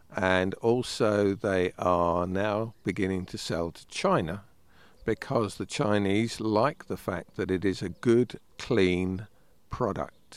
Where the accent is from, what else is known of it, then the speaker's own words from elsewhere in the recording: United Kingdom; We are British